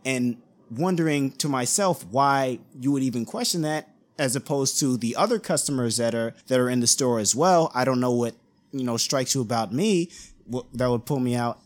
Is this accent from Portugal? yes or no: no; East Coast, United States; the neighborhood that I grew up in, I'm from the East Coast